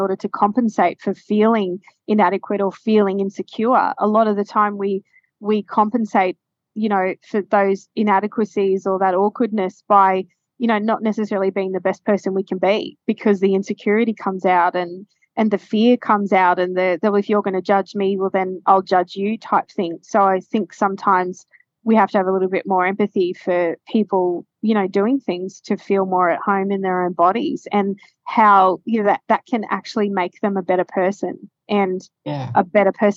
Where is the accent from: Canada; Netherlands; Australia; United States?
Australia; Queensland; also born or lived in Ipswich; growing up in Queensland where it's hot